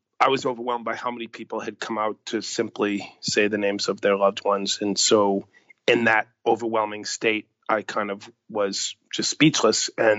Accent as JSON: {"language": "English", "town": "Boston", "region": "Massachusetts", "country": "United States", "tie": "born or raised there", "said": "the community I grew up"}